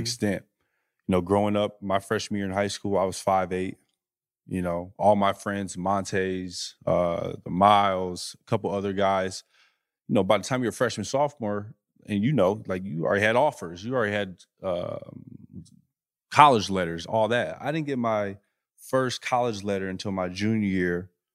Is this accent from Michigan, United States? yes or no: yes; Flint, Michigan, United States; moved away as an adult; also born or lived in Utah / Los Angeles; I'm a kid from Flint